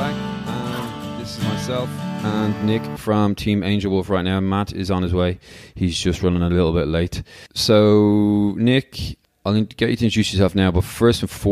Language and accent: English; Ireland; as an Irish guy